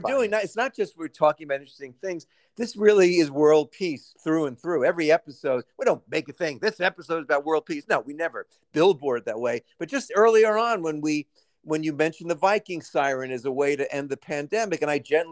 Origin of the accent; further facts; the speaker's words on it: New York City, New York, United States; growing up in Brooklyn in the 1950s.